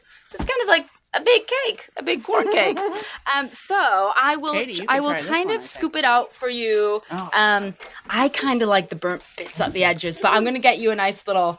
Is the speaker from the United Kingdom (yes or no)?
yes; England, United Kingdom; accent: British; also born or lived in Paraguay; I'm originally from Paraguay in South America, even though my accent obviously sounds British. I did grow up in England, but I'm from Paraguay. And so I'm making a dish from Paraguay. We have an indigenous language in Paraguay called Guarani.